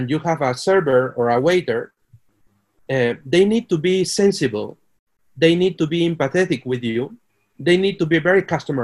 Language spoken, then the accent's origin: English; Peru; moved away as an adult; also born or lived in Mexico / United States / Brazil / Mexico City; now in Monterrey, Mexico; I am Peruvian